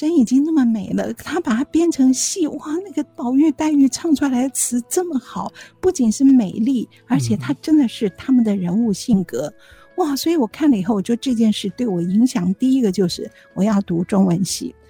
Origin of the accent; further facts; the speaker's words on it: Zhejiang, China; 虽然我是浙江人，可是我还是没有办法听懂他的吴侬软语。